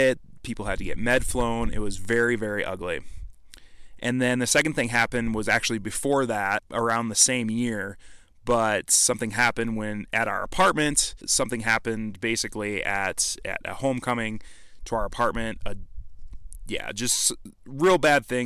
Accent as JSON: {"language": "English", "region": "Midwest", "country": "United States", "tie": "born or raised there", "said": "I was just raised in a small town in the Midwest"}